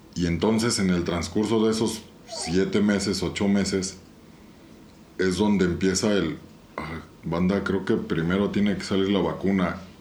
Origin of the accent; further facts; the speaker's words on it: Querétaro, Mexico; somos puros queretanos, ¿no? O sea, toda la pandilla que vivimos en esta ciudad